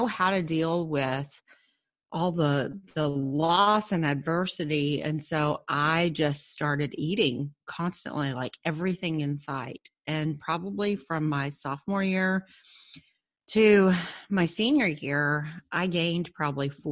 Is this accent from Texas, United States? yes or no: yes; Cedar Hill, Texas, United States; I grew up in a small suburb of Dallas called Cedar Hill